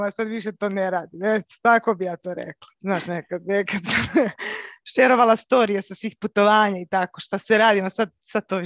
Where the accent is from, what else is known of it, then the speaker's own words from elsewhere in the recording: Belgrade, Serbia; uh, dolazim iz Beograda